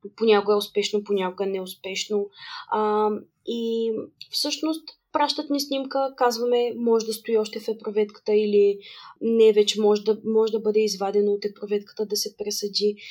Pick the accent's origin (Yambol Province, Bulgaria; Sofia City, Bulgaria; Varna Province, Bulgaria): Varna Province, Bulgaria; Varna; moved away as an adult; also born or lived in Sofia; аз всъщност съм родом от Варна